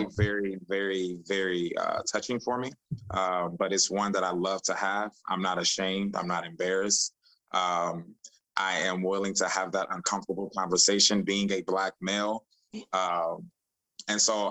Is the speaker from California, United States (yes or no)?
no; Chicago, Illinois, United States; moved away as an adult; also born or lived in Tampa, Florida; I'm from Chicago. And I moved down to Tampa for college in 2010